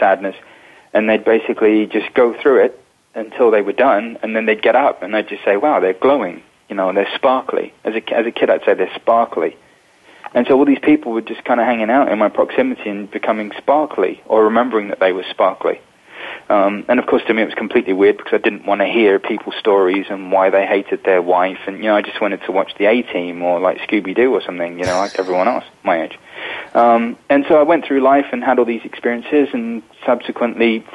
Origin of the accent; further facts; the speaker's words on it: London, United Kingdom; I was born in England, in London, into a spiritual family in 1978